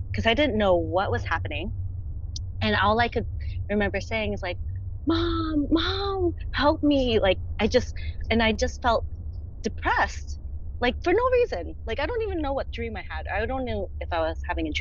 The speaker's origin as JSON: {"language": "English", "region": "New Jersey", "country": "United States", "moved": "as an adult", "lives_now": "Los Angeles, United States", "said": "I'm originally from New Jersey, but moved to Los Angeles, California in 2013"}